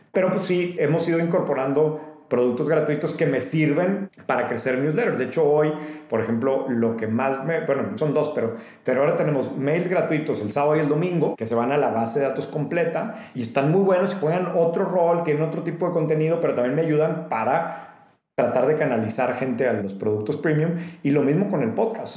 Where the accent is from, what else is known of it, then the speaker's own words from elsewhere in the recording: Mexico; como mexicanos o como gente que no vives en Estados Unidos